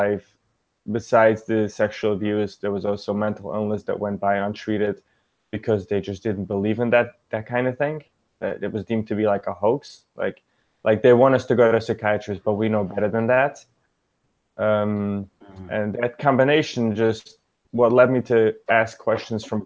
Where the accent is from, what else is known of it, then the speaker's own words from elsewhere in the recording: New York City, New York, United States; English is a second language; I grew up in Brooklyn, New York.